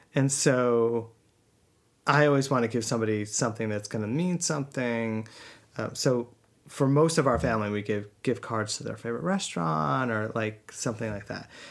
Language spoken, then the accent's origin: English; Northeast, United States; we grew up in the Northeast and yeah, it was like snowy and winter wonderland